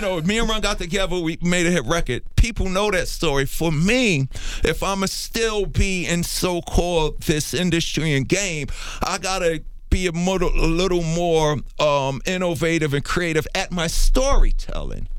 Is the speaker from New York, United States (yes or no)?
yes; New York City, New York, United States; also born or lived in Harlem, New York; my story began in Hollis, Queens, New York